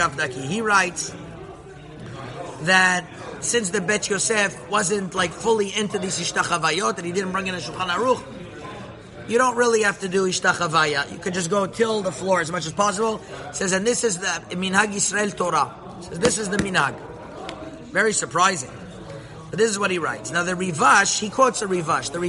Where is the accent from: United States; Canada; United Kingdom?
Canada; Montreal, Quebec; I grew up in Montreal